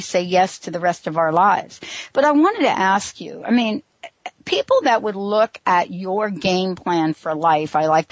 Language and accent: English; East Coast, United States; now in Seattle, United States; I grew up on the East Coast. I'm now on the West Coast in Seattle